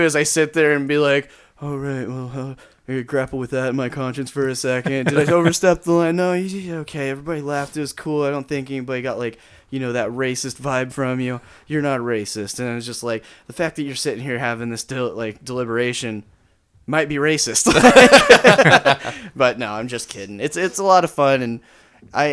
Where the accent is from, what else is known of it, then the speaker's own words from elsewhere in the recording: Taft, United States; moved away; in Taft, my hometown